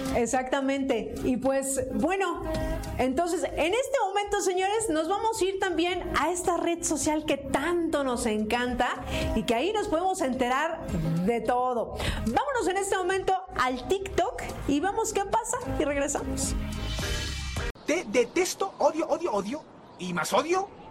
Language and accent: Spanish; Mexico